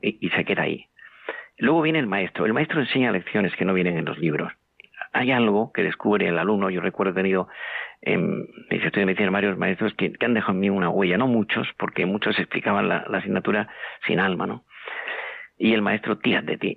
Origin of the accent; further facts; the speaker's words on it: Andalusia, Spain; moved away as an adult; now in Madrid, Spain; yo soy andaluz, aunque llevo media vida en, Madrid